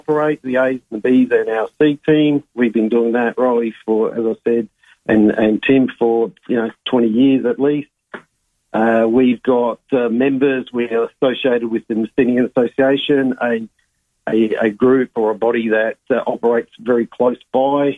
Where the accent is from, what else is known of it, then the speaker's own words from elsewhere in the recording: Adelaide, South Australia, Australia; I grew up in Myland